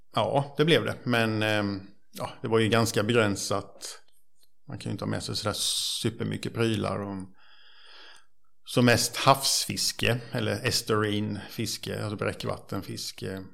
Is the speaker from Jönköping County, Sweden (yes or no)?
yes; Bankeryd, Jönköping County, Sweden; jag är uppvuxen i, eh, Trånghalla, eller Bankeryd kan man säga, på Vätterns